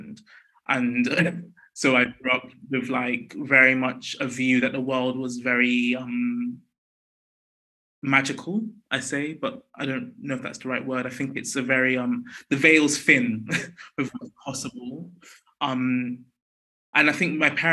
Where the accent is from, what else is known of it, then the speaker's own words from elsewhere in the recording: London, United Kingdom; I was born in West London, North West London. And I grew up in West London